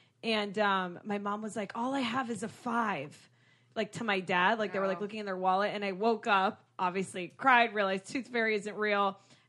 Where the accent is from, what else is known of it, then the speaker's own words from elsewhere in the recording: Boca Raton, Florida, United States; I grew up in Boca and everyone there is Jewish.